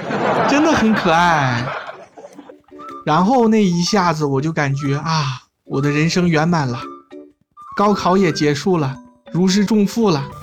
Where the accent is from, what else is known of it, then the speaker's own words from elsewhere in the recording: China; 我们中国